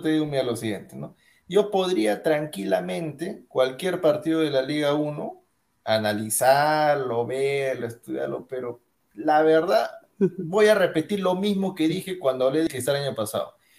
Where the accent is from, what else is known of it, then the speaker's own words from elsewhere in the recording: Peru; acá en mi país